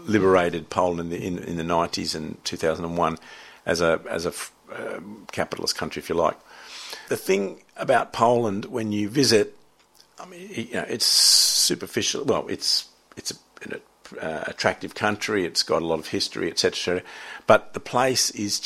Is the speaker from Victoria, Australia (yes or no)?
no; Sydney, New South Wales, Australia; when I was growing up in Narrabeen, in the surfing, sailing culture of Narrabeen